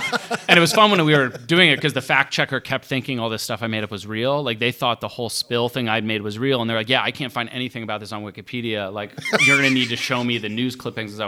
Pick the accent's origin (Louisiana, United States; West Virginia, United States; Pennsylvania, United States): West Virginia, United States; Morgantown; growing up in Morgantown